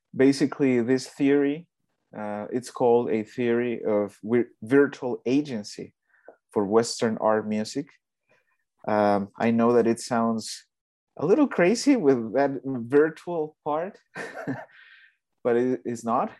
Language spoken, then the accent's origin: English; Mexico; moved away; I'm from Mexico